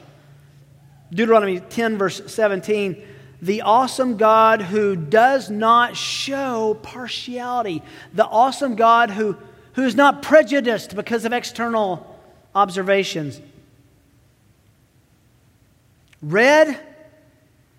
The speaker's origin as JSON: {"language": "English", "region": "Tennessee", "country": "United States", "tie": "born or raised there", "accent": "southern", "said": "I have a bit of a southern draw growing up in Tennessee"}